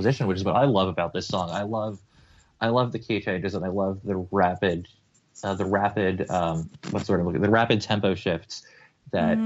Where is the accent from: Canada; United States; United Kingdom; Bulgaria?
United States; as an American Anglophile